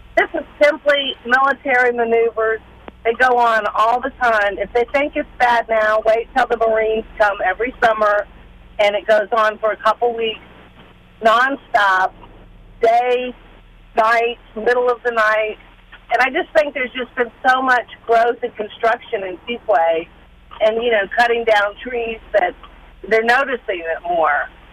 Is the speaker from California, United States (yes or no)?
no; Fayetteville, North Carolina, United States; also born or lived in Fort Bragg / Sanford, North Carolina; I was born in Fort Bragg. I was raised in Fayetteville